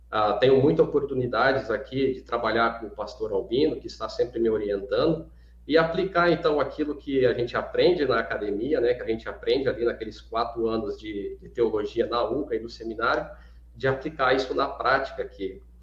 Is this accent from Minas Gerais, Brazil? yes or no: no; Alta Floresta do Oeste, Rondônia, Brazil; eu sou natural da cidade de Alta Floresta do Oeste, do estado de Rondônia, talvez uma cidade mais conhecida, né, uma referência, é, fica a 100 quilômetros da cidade de Cacoal, lá em Rondônia.